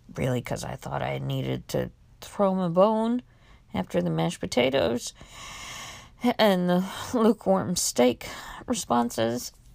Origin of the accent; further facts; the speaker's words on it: Miami, Florida, United States; also born or lived in Mexico; I knew what I had learned from Sesame Street growing up in Miami